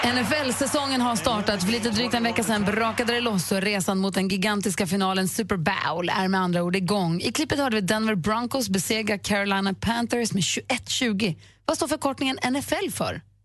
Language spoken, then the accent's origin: Swedish; Luleå, Norrbotten County, Sweden; moved away; min hemstad, nämligen Luleå